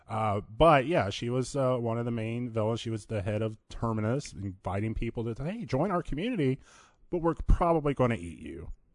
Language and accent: English; Virginia, United States; moved away as an adult; now in Phoenix, United States; I'm originally from Virginia, been here for about two and a half years now.